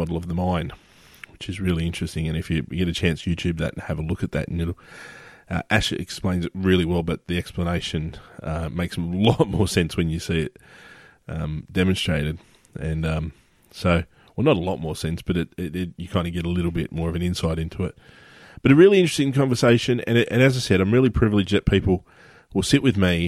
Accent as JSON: {"language": "English", "town": "Sydney", "region": "New South Wales", "country": "Australia", "tie": "born or raised there", "said": "my hometown, which is Sydney, Australia"}